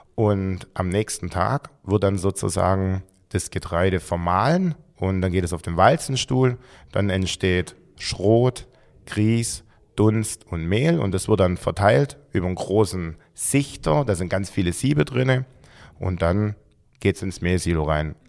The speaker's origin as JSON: {"language": "German", "area": "Gerstetten, Swabian Jura", "region": "Baden-Württemberg", "country": "Germany", "also_born_or_lived": "Heidenheim", "said": "ich komme eigentlich ursprünglich ähm, von Gersten, also von der Alp"}